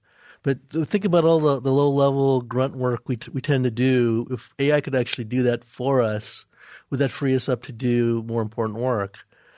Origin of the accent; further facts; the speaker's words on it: New York, United States; moved away; Where I'm originally from, New York.